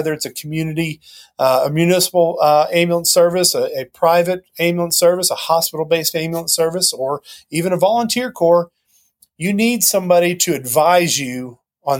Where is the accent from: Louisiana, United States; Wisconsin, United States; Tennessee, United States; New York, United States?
Tennessee, United States; near Knoxville; born or raised there